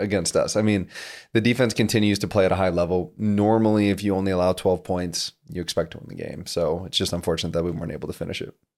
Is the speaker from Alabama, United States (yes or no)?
no; South Dakota, United States; moved away; feel like I've come from a small town, so I'm from South Dakota